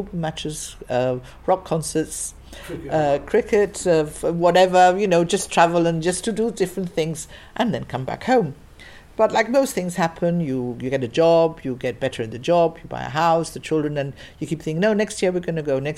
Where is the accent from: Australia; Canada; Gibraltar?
Gibraltar; now in England